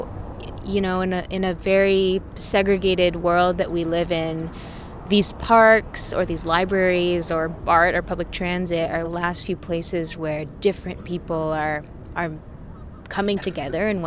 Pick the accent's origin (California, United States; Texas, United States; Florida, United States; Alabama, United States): California, United States; Fairfield; also born or lived in Vallejo, California / Portland, Oregon; now in Oakland, United States; I grew up in Fairfield, California. I was born in Vallejo